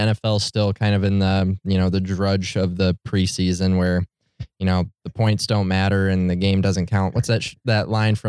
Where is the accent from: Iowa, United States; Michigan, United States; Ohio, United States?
Michigan, United States; Detroit; my hometown Motown heroes have been absolutely terrible this year.